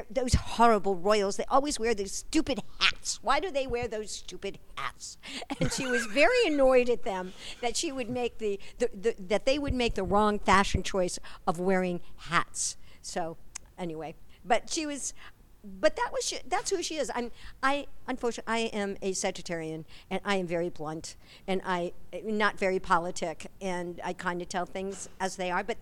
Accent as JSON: {"language": "English", "region": "Midwest", "country": "United States", "said": "and I was from the Midwest, and then here she is in San Francisco."}